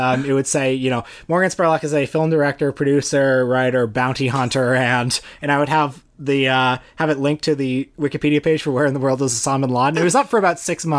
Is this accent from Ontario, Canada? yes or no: yes; Toronto, Ontario, Canada; when I grew up in Etobicoke.